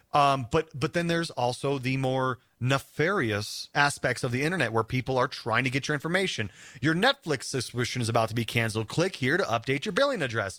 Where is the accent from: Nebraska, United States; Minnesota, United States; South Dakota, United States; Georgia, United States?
South Dakota, United States; now in Denver, United States; we're gonna go back to South Dakota, my home state.